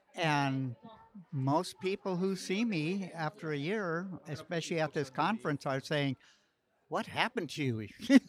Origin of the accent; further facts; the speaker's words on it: Paradise, California, United States; I'm from Paradise, California.